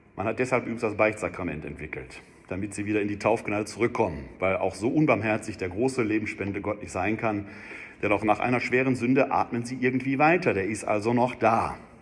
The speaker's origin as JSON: {"language": "German", "town": "Wuppertal", "region": "North Rhine-Westphalia", "country": "Germany", "said": "ich komme ja aus Wuppertal"}